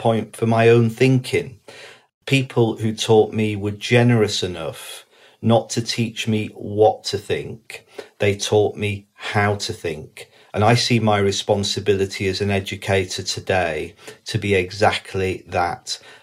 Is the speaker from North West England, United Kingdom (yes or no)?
yes; the Northwest, North West England, United Kingdom; I was brought up in the Northwest in the 1980s